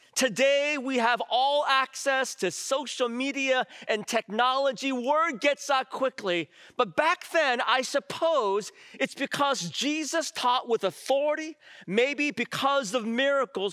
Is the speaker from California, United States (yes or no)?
yes; San Francisco, California, United States; I grew up in San Francisco